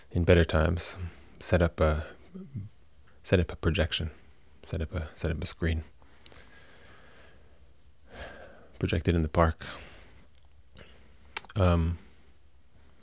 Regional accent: United States; also born or lived in Netherlands; I did feel very awkward as an American in Europe in my time

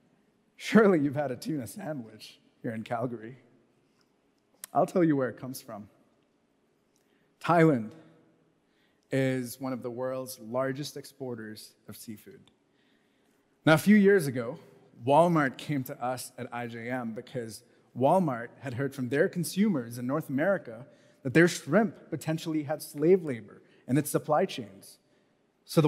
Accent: Mumbai, Maharashtra, India; moved away as an adult; also born or lived in United States / Canada; I grew up in Mumbai

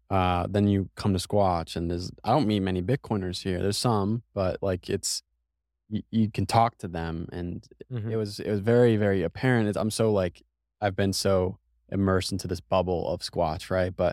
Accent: New England, United States; even though I'm from New England, uh, I don't think I'm built for the cold.

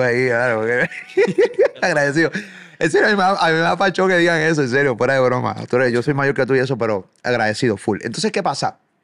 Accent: Puerto Rico; Soy de Puerto Rico, sumamente lejos de aquí de Argentina

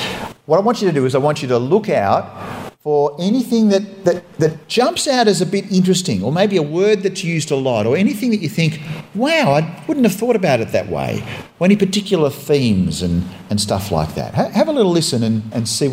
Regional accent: Australia

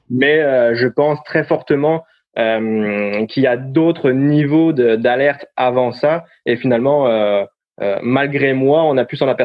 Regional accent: France; moved away as an adult; now in Canada; Non, effectivement, bah, donc … euh, je suis arrivé euh, au Québec en 2011 en tant que paramédic avec un background, on va dire, d'ambulancier en France

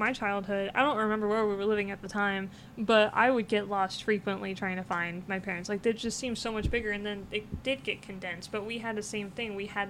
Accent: Jefferson City, Missouri, United States; now in Kansas City, United States; I'm from Jefferson City.

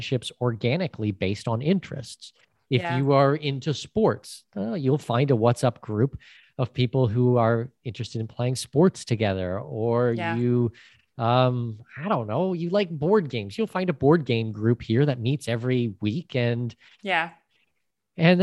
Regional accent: Canada; first language English; moved away as an adult; also born or lived in Panama; I'm Canadian with Danish heritage

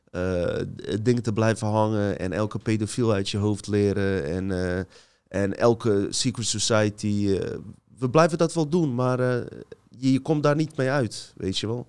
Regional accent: Bosnia & Herzegovina; now in Netherlands; Ik ga naar Bosnië, mijn geboorteland

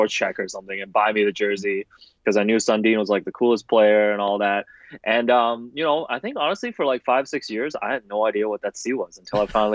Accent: Toronto, Ontario, Canada; also born or lived in Hong Kong; I grew up in Hong Kong and I immigrated to Toronto, you know, with my family, my parents, my older sister, I think in 93. Yeah, 93. So, you know, at the time I was like 8, 9 years old

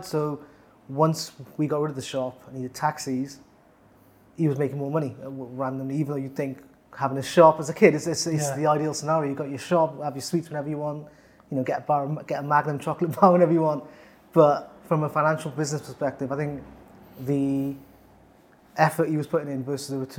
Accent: Newport, Wales, United Kingdom; I'm born and bred in South Wales, small town called Newport.

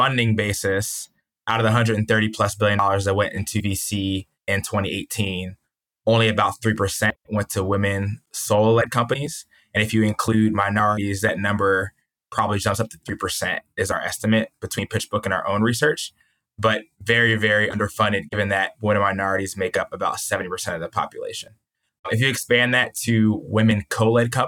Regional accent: New Jersey near Philadelphia, United States; I grew up in New Jersey near Philadelphia

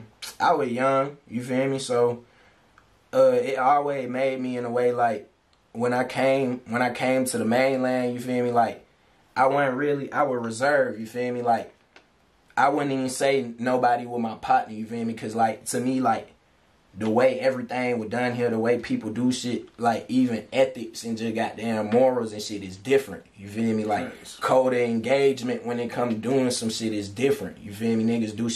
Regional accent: St. Thomas, U.S. Virgin Islands; I'm from St. Thomas, U.S. Virgin Islands, you feel me? That where I was born.

